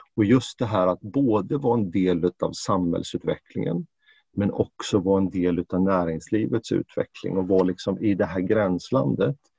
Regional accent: Jönköping, Jönköping County, Sweden; now in Stockholm, Sweden; Jag är ju född och uppvuxen i, i Jönköping och Småland

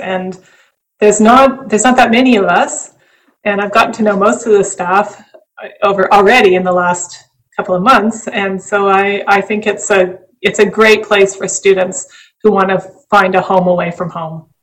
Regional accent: Western Canada, Canada; moved away; I grew up in Western Canada

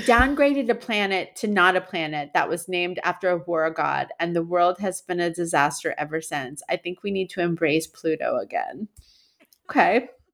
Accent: Massachusetts, United States; moved away; As a born and raised, uh, Massachusettsman

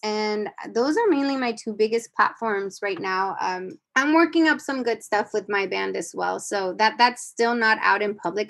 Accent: United States; I grew up in the United States, but I grew up in the border, but I grew up going to Mexico

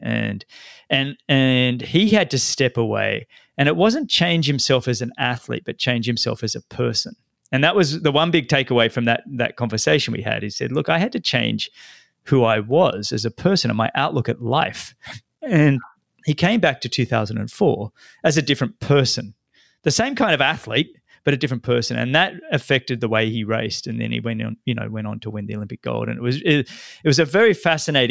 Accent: Sydney, New South Wales, Australia; moved away as an adult; now in United States; growing up in Australia

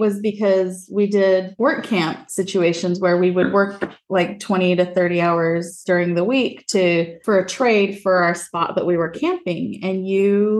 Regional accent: Utah, United States; moved away as an adult; now in southeastern United States; growing up in Utah

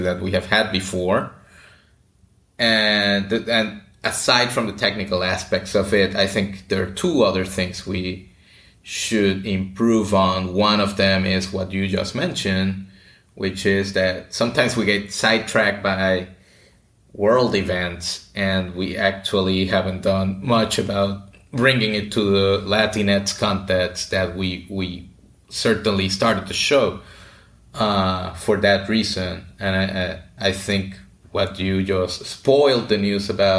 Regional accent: Puerto Rico; moved away as an adult; also born or lived in Connecticut; I grew up in Puerto Rico

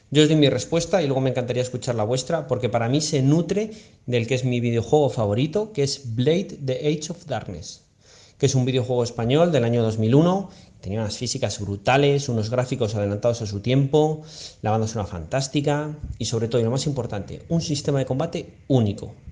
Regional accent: León, Castile and León, Spain; yo soy de León

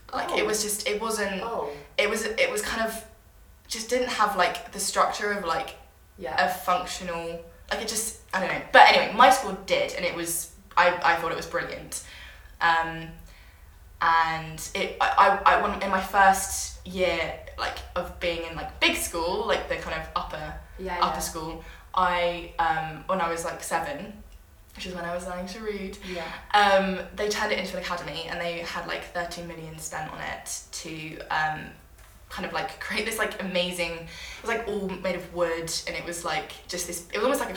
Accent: Berkshire, South East England, United Kingdom; I was born in Berkshire, which is where my dad has his farm.

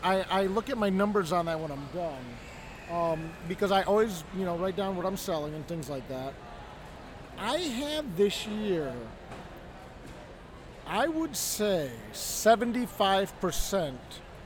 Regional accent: Toledo, Ohio, United States; I grew up in Toledo, Ohio.

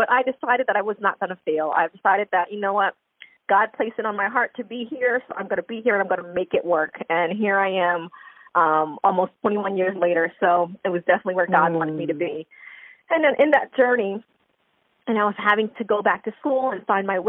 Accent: New York, United States; moved away as an adult; also born or lived in Long Island; now in Florida, United States; So I'm actually originally from New York.

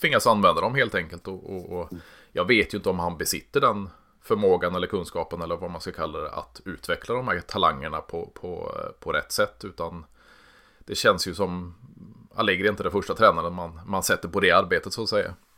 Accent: Sweden; vi, vi kommer från Sverige

